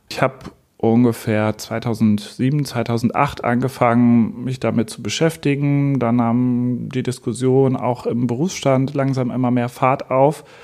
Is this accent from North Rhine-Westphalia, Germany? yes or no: yes; Münster, North Rhine-Westphalia, Germany; ich bin 39 Jahre alt. Ich komme aus Münster